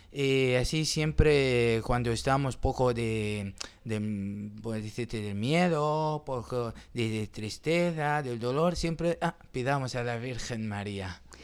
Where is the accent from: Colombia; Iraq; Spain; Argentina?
Iraq; Qaraqosh, Nineveh; Spanish is a second language; moved away as an adult; also born or lived in Erbil, Iraq; yo soy de una ciudad que se llama Carajos